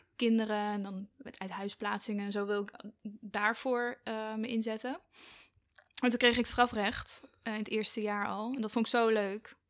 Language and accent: Dutch; Ede, Gelderland, Netherlands; moved away as an adult; now in Amsterdam, Netherlands; ik kom uit Ede